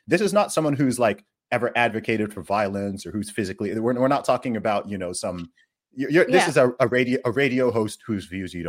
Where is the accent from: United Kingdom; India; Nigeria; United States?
Nigeria; I'm Nigerian. I'm Igbo, even more specifically, right?